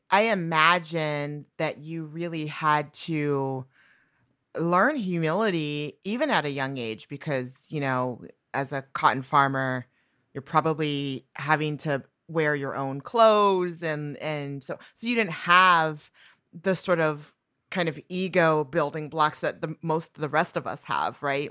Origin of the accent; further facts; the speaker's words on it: New Mexico, United States; moved away; I'm from New Mexico